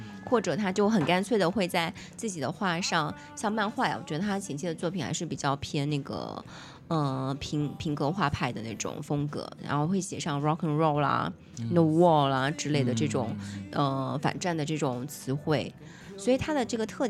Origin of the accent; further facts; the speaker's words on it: Fujian, China; 我们两个福建人，